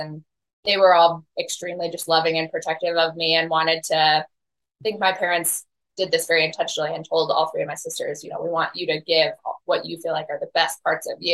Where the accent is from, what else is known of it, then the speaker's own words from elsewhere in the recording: Colorado, United States; born and raised, actually, I think, fourth or fifth generation Coloradan.